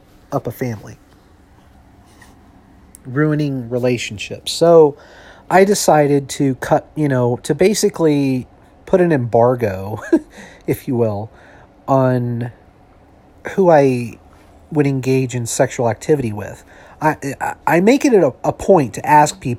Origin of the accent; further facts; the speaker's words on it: United States; I'm an American, born and raised in this country.